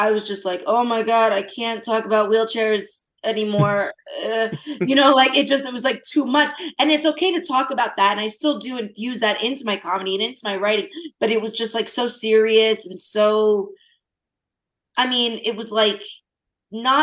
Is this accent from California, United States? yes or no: no; New Jersey, United States; I'm from Jersey